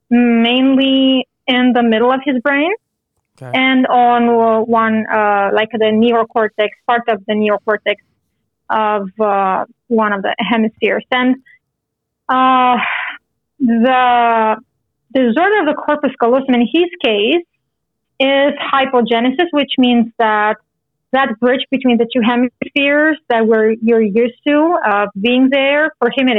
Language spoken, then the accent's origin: English; Romania; now in Canada; I'm originally from Romania. And right now I live in Canada